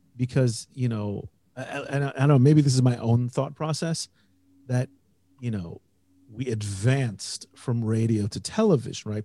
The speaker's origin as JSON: {"language": "English", "region": "Indiana", "country": "United States", "tie": "born or raised there", "moved": "yes", "lives_now": "Israel", "said": "I grew up in Indiana, and I grew up in kind of on the borderland of rural Indiana"}